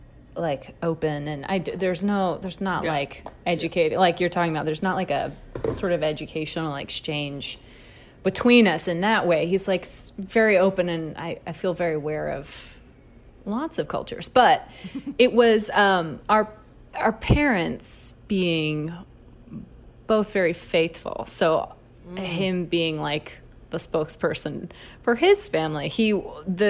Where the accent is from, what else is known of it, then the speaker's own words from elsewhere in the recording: Dickson, Tennessee, United States; moved away; Some of my best friends from Dixon, my hometown